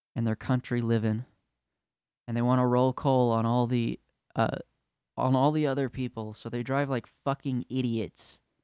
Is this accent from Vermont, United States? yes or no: no; California, United States; now in Utah, United States; I'm from California